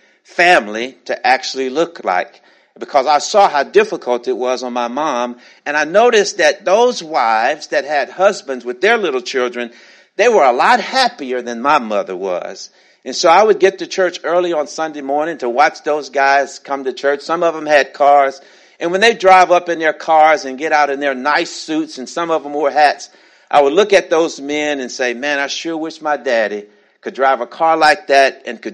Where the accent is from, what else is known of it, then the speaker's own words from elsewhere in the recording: Shreveport, Louisiana, United States; now in Atlanta, United States; When I was growing up in Shreveport, Louisiana